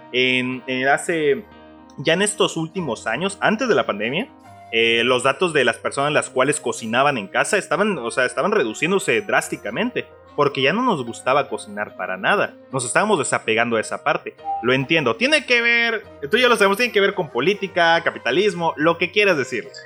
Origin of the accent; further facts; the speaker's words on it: Mexico; somos mexicanos, vamos a querer taquitos en cualquier momento